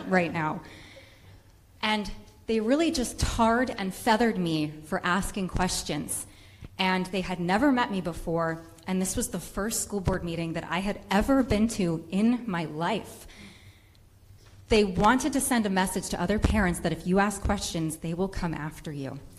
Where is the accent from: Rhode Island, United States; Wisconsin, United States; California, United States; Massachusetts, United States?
Rhode Island, United States; I am a mother from Rhode Island